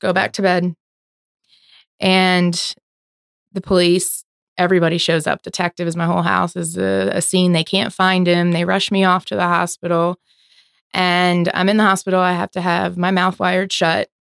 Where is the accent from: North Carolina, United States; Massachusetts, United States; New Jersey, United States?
New Jersey, United States; Philadelphia area; moved away as an adult; now in Florida, United States; born and raised in New Jersey, Philadelphia area. Moved down here about fifteen years ago